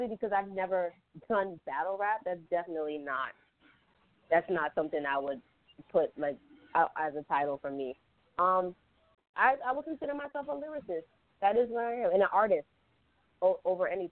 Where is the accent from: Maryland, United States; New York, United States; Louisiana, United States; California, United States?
New York, United States; New York City; I was raised in Southside, Jamaica, Queens, so I listened to a lot of New York rap